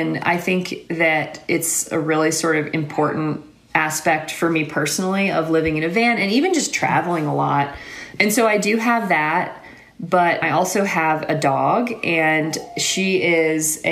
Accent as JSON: {"language": "English", "region": "Alabama", "country": "United States", "tie": "born or raised there", "moved": "yes", "said": "I was born and raised in Alabama"}